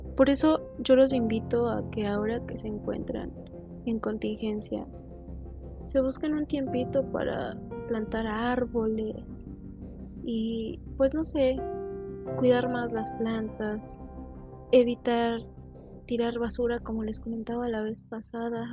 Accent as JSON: {"language": "Spanish", "country": "Mexico", "said": "en mi caso soy de México"}